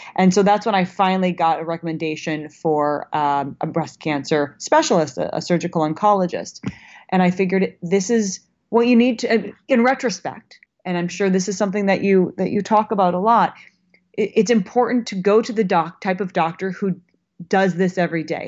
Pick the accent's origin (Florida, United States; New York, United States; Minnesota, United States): Minnesota, United States; now in Los Angeles, United States; I live in L A, but I'm from Minnesota, and I still have a lot of Minnesota girl in me